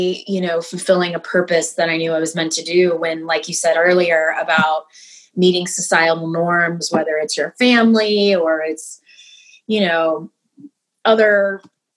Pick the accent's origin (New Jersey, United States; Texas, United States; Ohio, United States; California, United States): Texas, United States; Houston; moved away as an adult; also born or lived in Dallas, Texas; now in San Diego, United States; I'm originally from Houston, and I lived in Dallas for many years where I went to college